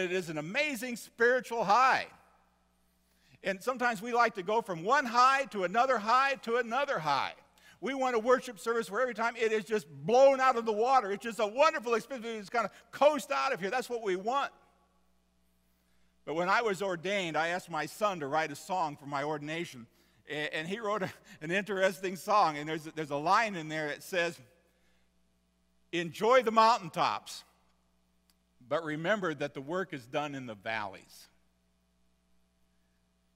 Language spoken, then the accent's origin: English; Seward, Nebraska, United States; I grew up in Seward, Nebraska, where I went to St. John's Lutheran grade school